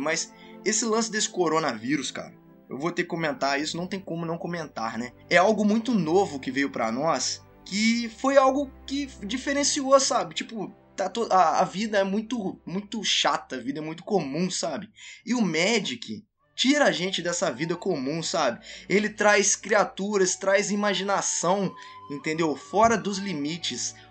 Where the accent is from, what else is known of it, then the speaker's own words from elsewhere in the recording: Minas Gerais, Brazil; also born or lived in Juiz de Fora; sou de Minas Gerais, eu moro em Juiz Fora